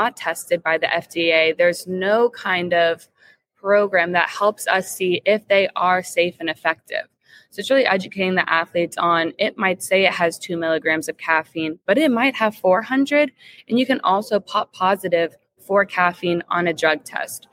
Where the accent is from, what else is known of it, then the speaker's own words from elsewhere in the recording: Jacksonville, Florida, United States; also born or lived in Tallahassee, Florida; born and raised in Jacksonville, Florida, which is just a nice coincidence that I'm back home now